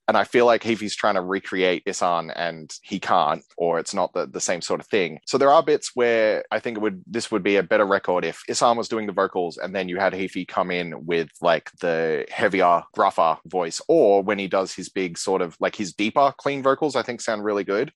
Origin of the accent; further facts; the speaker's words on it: Australia; I'm a dude from Australia